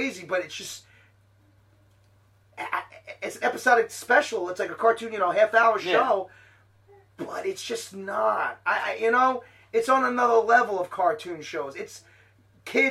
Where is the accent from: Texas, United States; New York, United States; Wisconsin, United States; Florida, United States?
New York, United States; New York City; moved away; also born or lived in Staten Island; I'm from Brooklyn